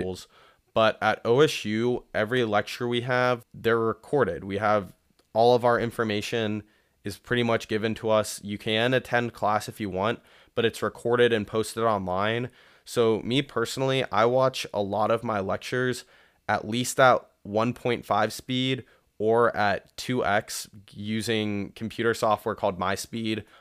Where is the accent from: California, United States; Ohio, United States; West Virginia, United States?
Ohio, United States; Columbus; I was born and raised in Columbus